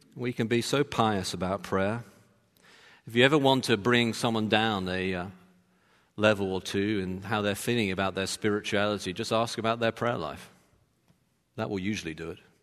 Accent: London, United Kingdom; now in Texas, United States; I'm from London. I wasn't born in Texas

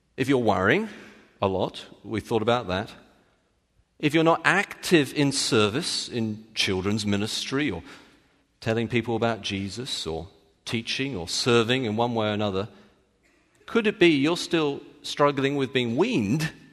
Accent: United Kingdom; I'm British

